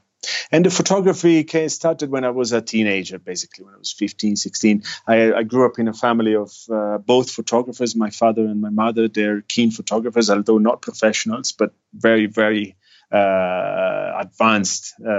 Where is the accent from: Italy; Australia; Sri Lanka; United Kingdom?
Italy; Milan, Lombardy; moved away as an adult; I grew up in Italy in a city in the north called Milan, which is quite a big city, actually. Probably Italy's the second biggest.